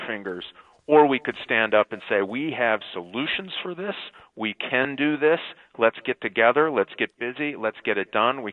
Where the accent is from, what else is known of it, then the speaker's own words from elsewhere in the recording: Michigan, United States; I've been part of Michigan for over 40 years, and this is my home state, and my family's all here